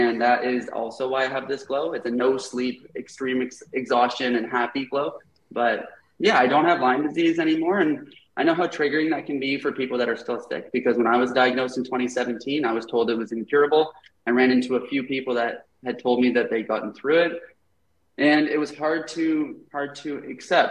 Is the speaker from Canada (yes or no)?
yes; Canada; when I got home, I dove off home to Canada. I'm Canadian